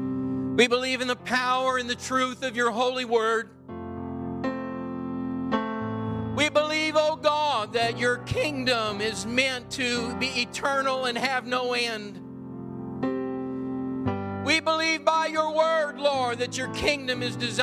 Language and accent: English; Midwest, United States; moved away as an adult; also born or lived in Pacific Northwest (near Whidbey Island); I was raised in the Midwest